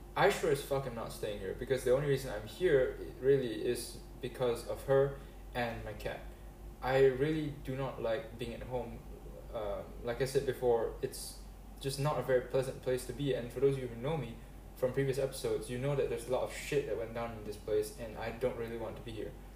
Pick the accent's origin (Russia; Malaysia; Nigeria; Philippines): Malaysia; I grew up in Malaysia, and I've stayed here permanently